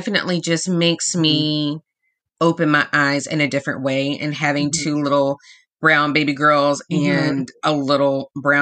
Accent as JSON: {"language": "English", "town": "Arlington", "region": "Texas", "country": "United States", "tie": "born or raised there", "also_born_or_lived": "Birmingham, Alabama", "said": "I grew up in Arlington, Texas"}